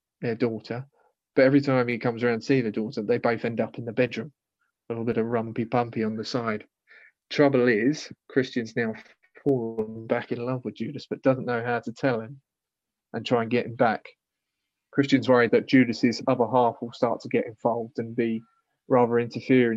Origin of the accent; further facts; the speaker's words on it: United Kingdom; I'm British